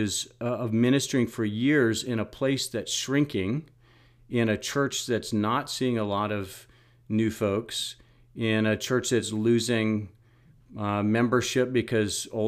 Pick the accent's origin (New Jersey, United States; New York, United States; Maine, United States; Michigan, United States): Maine, United States; Monson; moved away as an adult; now in Pepperell, United States; growing up in Monson